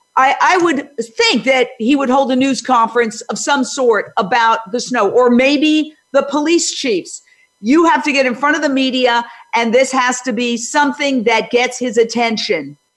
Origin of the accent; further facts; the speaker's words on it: New York City, New York, United States; also born or lived in New Jersey; I grew up in Midtown Manhattan